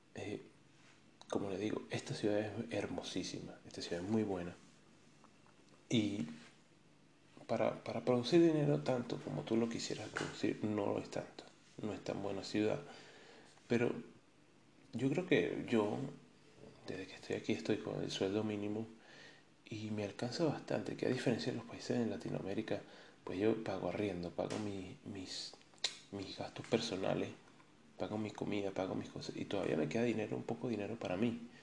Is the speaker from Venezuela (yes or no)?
yes; Caracas, Capital District, Venezuela; moved away as an adult; also born or lived in Medellín, Colombia; now in Madeira, Portugal; nací en Caracas